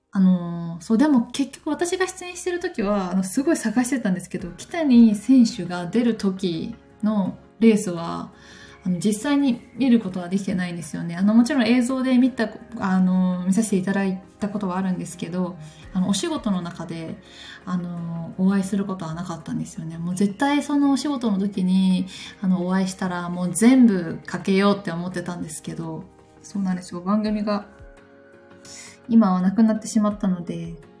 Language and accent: Japanese; Takayama, Gifu, Japan; now in Tokyo, Japan; 私の地元の高山とかはもう4月も雪が降ったりする